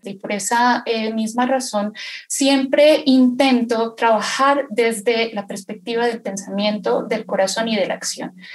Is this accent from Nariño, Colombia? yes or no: yes; Pasto, Nariño, Colombia; soy de la ciudad de Pasto, Nariño, Colombia